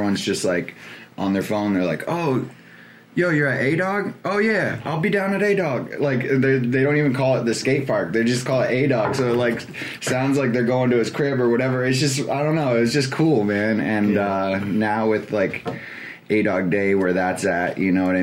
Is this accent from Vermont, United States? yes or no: yes; Burlington, Vermont, United States; factors growing up in Burlington that like I wonder if those things didn't exist, like would I even be a DJ